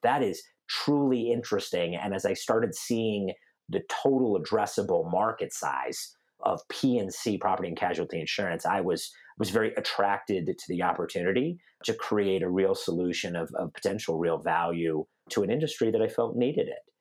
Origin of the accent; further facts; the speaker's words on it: Denver, Colorado, United States; also born or lived in North Carolina / Seattle; I grew up in Denver, Colorado, which is where I'm talking to you guys from um, today